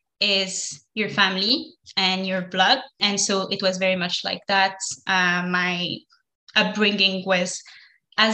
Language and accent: English; Morocco; moved away; also born or lived in France; I stayed there for just a tiny bit before returning to Morocco to grow up.